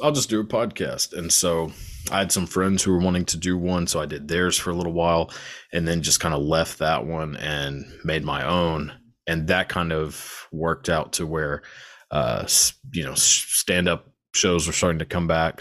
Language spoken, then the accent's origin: English; Texas, United States; I'm born and raised in Texas